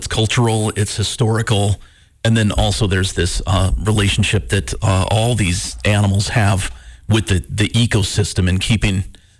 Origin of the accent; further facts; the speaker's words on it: Montana, United States; growing up in Montana